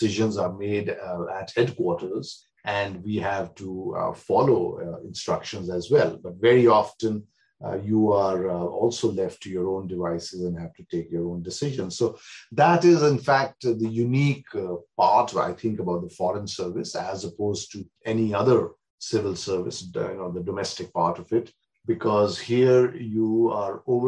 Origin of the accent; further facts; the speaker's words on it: Shimla, Himachal Pradesh, India; moved away as an adult; also born or lived in Amritsar / Chandigarh / Delhi; now in Australia; Shimla is my hometown. I wasn't born there. Born in Amritsar. But I grew up in Shimla partly and partly in Chandigarh